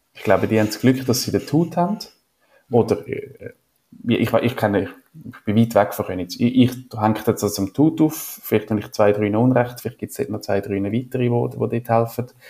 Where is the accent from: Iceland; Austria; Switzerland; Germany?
Switzerland; ich bin ja wo, nicht in den Bergen aufgewachsen, aber ja, wir haben Berge